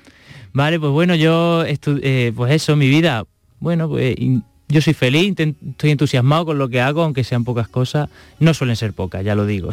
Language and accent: Spanish; Extremadura, Spain; now in Andalusia, Spain; en todos estos años que he estado fuera de mi casa, porque yo soy de Extremadura, he estado aquí en Andalucía